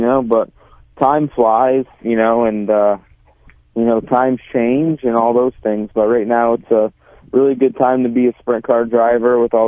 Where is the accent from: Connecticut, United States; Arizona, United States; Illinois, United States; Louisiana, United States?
Connecticut, United States; I'm from Connecticut, and there's not a single dirt track in Connecticut.